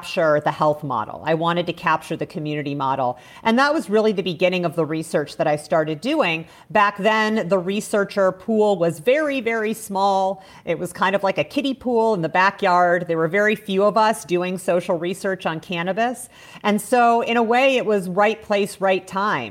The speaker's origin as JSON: {"language": "English", "region": "Indiana", "country": "United States", "tie": "born or raised there", "also_born_or_lived": "Chicago", "moved": "as an adult", "lives_now": "Mendocino, United States", "said": "I grew up in the Midwest"}